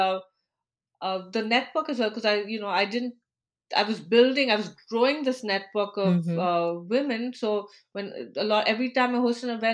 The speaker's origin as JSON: {"language": "English", "country": "India", "moved": "as an adult", "lives_now": "United States", "said": "I'm originally from India. And as a professional, when I moved to the US"}